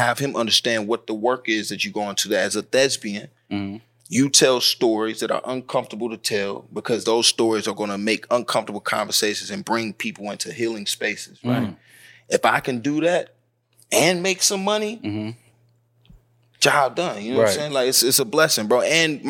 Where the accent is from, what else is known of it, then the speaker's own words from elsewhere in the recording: the South, United States; So, and especially up top, and see, I'm from the South.